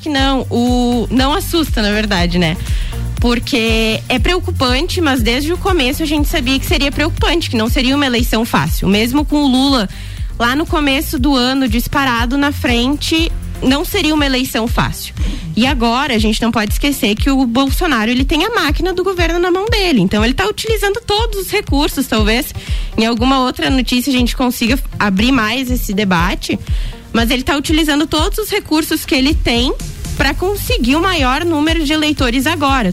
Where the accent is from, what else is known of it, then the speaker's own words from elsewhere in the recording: Rio Grande do Sul, Brazil; sou gaúcha, tchê